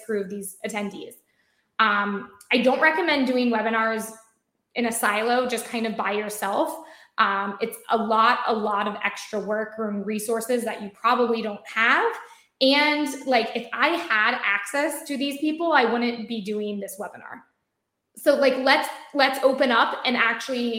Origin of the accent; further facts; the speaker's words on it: United States; I work for an Israeli company, I'm American. I think my accent gives me away so much